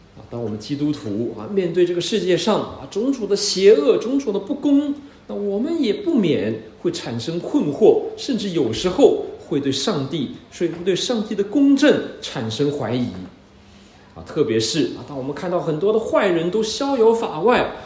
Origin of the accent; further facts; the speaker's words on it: China; 也不是我们中国人常常以为的那个天堂